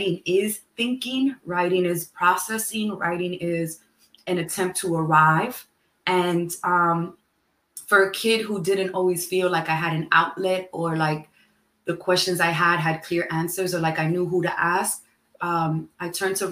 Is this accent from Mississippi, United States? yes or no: no; New York City, New York, United States; I grew up in Manhattan, in New York City, in a neighborhood that has had many different names and is currently called Morningside Heights